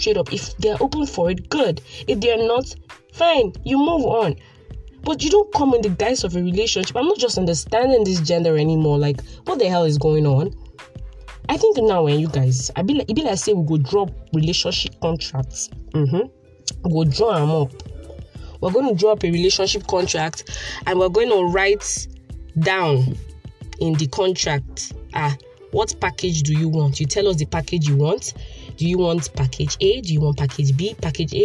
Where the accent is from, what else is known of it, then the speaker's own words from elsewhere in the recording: Port Harcourt, Rivers State, Nigeria; I'm a PH girl, born and bred in the city of Port Harcourt, River State